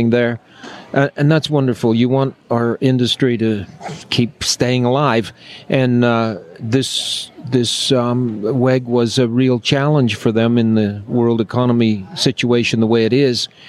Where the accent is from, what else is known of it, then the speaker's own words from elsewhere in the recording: Texas, United States; I'm a Texan